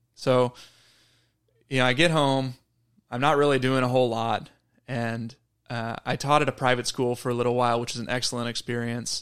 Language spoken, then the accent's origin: English; Wimberley, Texas, United States; my hometown of Wimberley, Texas